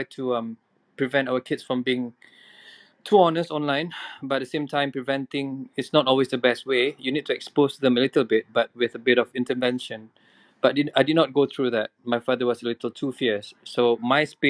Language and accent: English; Indonesia; now in Malaysia; I grew up in Indonesia, and being in Indonesia, it was a different world altogether, where being an international school